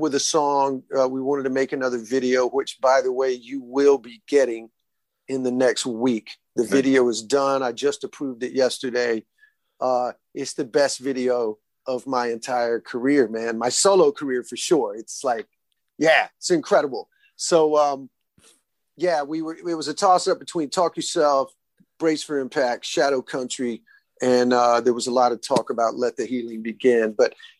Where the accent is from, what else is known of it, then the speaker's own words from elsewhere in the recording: Alabama, United States; Alabama the end of this month, which is my home state